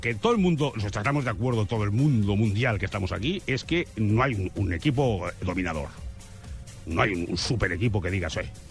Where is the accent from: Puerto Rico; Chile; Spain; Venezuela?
Spain; aquellas cosas que decimos en España